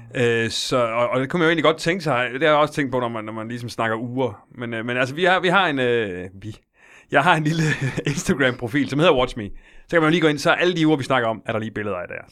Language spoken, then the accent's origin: Danish; Silkeborg, Central Denmark Region, Denmark; Jeg er fra Silkeborg